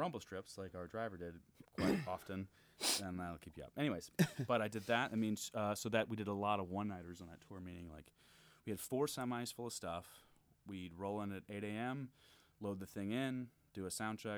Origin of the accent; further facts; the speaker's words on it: Gainesville, Florida, United States; moved away as an adult; now in Chicago, United States; I grew up in Gainesville.